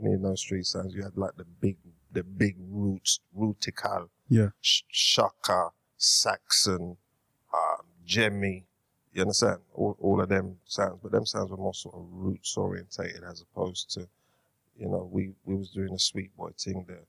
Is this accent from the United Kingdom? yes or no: yes; London, United Kingdom; Born and bred in Hackney